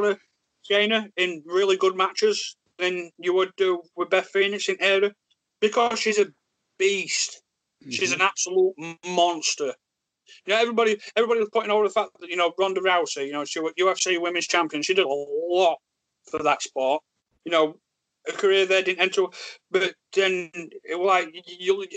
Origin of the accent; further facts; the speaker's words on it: Yorkshire and the Humber, United Kingdom; accent: Yorkshire; stupid Yorkshire accent